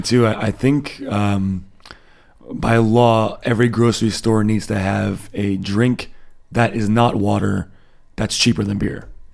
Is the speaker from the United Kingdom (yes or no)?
no; United States; moved away as an adult; now in Germany; being an American, uh, living here